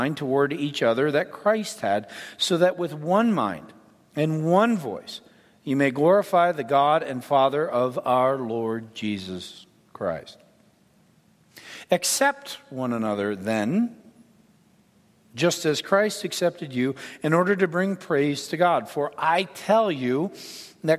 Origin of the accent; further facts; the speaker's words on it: Ontario, Canada; now in United States; I'm Canadian. I was born in Ontario, Canada, but I was born to an American in Canada